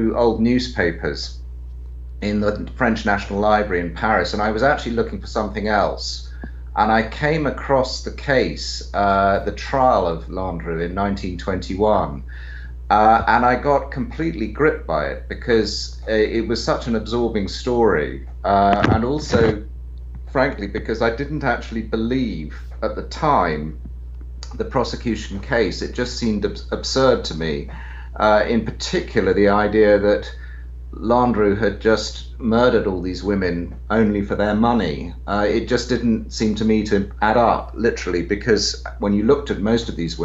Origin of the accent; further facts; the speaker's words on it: United Kingdom; now in London, United Kingdom; I'm a British writer. I'm based here in London